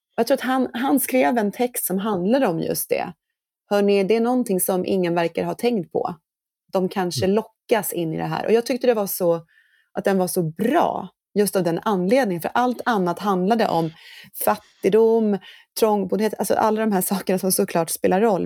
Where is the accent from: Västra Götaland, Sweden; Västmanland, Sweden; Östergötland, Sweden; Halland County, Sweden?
Östergötland, Sweden; Norrköping; Jag är ju född och uppvuxen i, i Norr, Norrköping